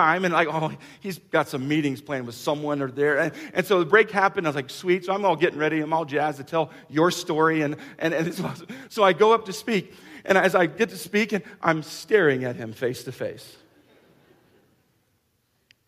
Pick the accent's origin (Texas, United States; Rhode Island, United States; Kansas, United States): Kansas, United States; we're from Kansas